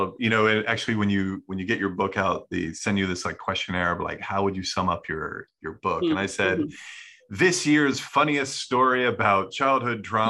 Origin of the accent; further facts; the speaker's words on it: United States; moved away as an adult; also born or lived in Scotland; my childhood and my, growing up in America.